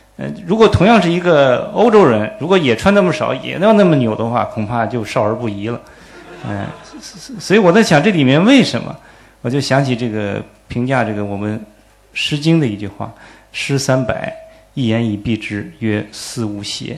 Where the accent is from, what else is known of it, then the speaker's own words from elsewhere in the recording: China; 我们中国人